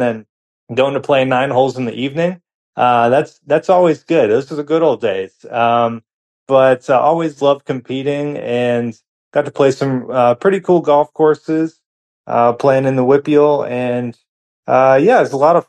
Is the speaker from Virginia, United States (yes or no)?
no; Pittsburgh area, Pennsylvania, United States; moved away as an adult; also born or lived in DuBois, Pennsylvania / Indiana, Pennsylvania; now in Houston, United States; I grew up a little outside of Pittsburgh